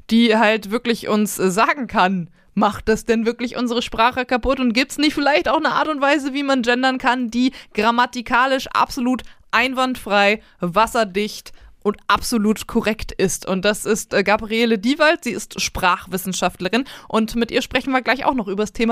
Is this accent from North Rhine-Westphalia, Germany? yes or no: no; Hannover, Lower Saxony, Germany; moved away